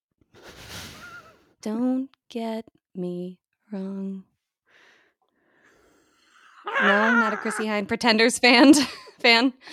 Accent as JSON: {"language": "English", "country": "United States", "accent": "American", "said": "my American accent"}